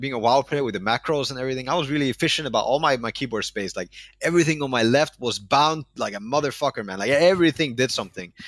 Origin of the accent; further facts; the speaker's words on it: Denmark; born, born and raised in Denmark.